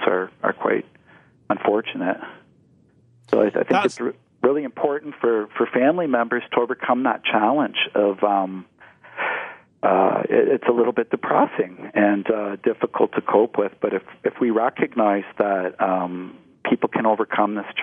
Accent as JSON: {"language": "English", "region": "Ontario", "country": "Canada", "tie": "born or raised there", "said": "as a young man growing up in Ontario, as a child"}